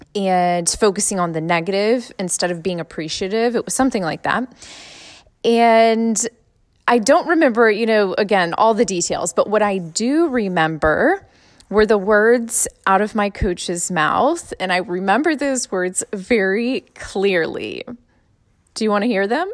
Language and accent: English; Suffolk, Virginia, United States; I grew up in Suffolk Public Schools